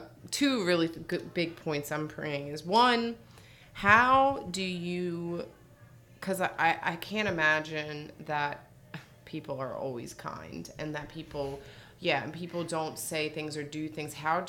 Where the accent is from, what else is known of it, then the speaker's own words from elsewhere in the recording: East Coast, United States; I'm from the East Coast